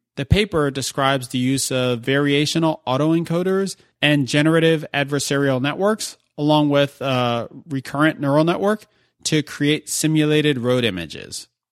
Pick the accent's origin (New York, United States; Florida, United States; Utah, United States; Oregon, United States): New York, United States; New York City; New York City, my hometown.